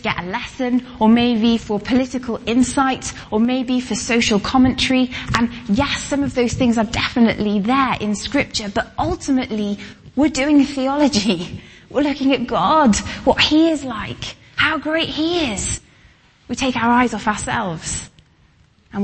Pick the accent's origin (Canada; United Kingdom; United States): United Kingdom; Welsh, Wales; I'm Welsh, we say tooth